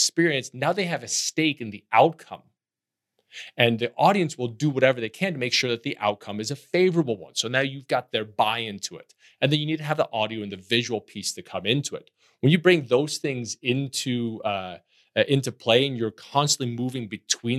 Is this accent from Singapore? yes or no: no; Netherlands; moved away; I grew up in Holland, and Holland is a very enchanted place of canals and bricks and moss